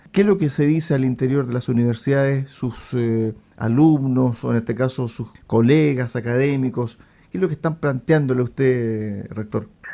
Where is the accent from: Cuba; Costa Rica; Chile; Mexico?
Chile; nosotros como sociedad chilena